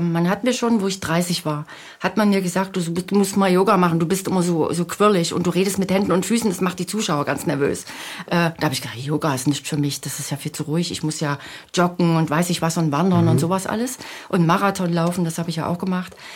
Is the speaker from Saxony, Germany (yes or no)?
yes; Leipzig, Saxony, Germany; Ich komme ja aus der Region Leipzig, wo keine Berge sind.